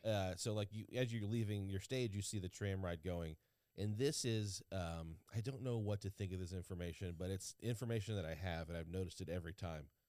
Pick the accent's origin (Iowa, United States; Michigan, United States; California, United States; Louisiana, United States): Louisiana, United States; now in Los Angeles area, United States; growing up in Louisiana